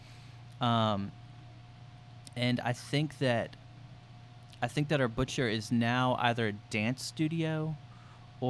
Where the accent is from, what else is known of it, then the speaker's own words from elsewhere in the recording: Marietta, Georgia, United States; also born or lived in Atlanta, Georgia; From Atlanta, born in Atlanta. When I was like 6 or 7, my dad got a job in Marietta